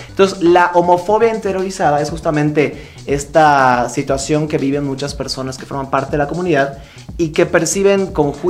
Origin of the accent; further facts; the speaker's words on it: Mérida, Yucatán, Mexico; now in Mexico City, Mexico; soy originario de Mérida, Yucatán. Y me he dedicado hace ya algún tiempo al tema del activismo LGBT. Eh, en mi tierra natal, ahí en Yucatán. Y desde hace un año ya aquí en la Ciudad de México